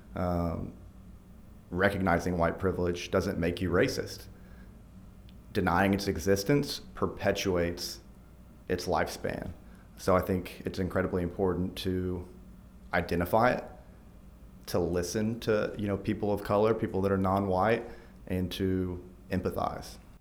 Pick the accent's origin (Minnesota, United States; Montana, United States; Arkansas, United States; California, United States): Arkansas, United States; Fayetteville; also born or lived in Texas; grew up in Fayetteville, went to the U